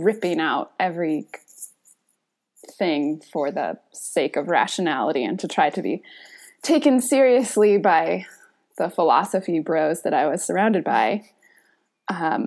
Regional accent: Northern California, United States; I was born in Northern California, kind of spent the early part of my life in like, in this kind of co-housing agricultural community

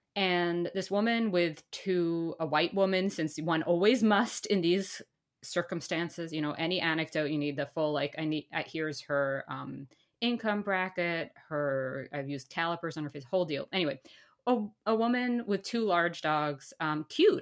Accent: New York, United States; now in Canada; as a New Yorker

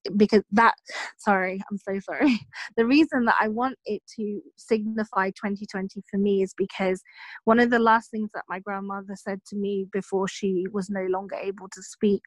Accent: Philippines; now in England; I was born and raised in the Philippines.

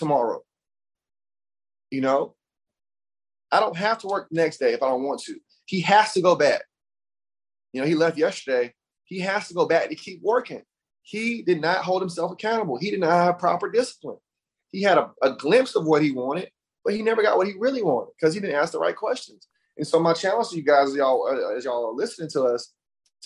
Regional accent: Alabama, United States; also born or lived in Brooklyn, New York; I'm from the South, I'm from Alabama.

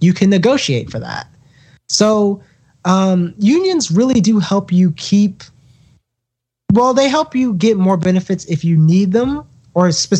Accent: North Carolina, United States; my home state of North Carolina

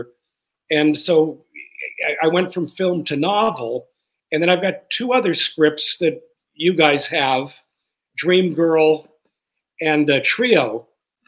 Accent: Los Angeles, California, United States; I was born in Watts

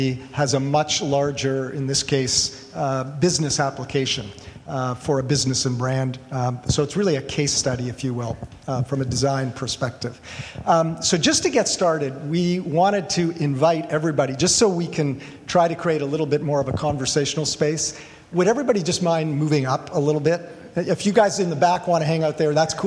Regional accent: Toronto, Ontario, Canada; also born or lived in Ventura; now in Portland, United States; I'm from Toronto, originally moved down to Ventura

